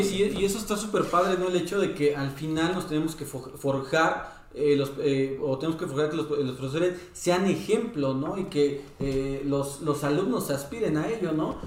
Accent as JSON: {"language": "Spanish", "country": "Mexico", "said": "como mexicanos"}